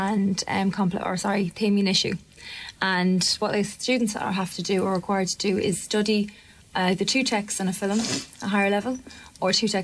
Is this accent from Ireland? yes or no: yes; Dublin, Leinster, Ireland; I'm from City Centre